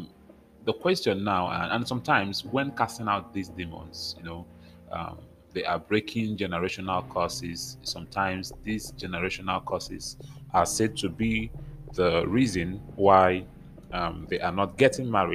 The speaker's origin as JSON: {"language": "English", "country": "Nigeria", "said": "I come from Nigeria"}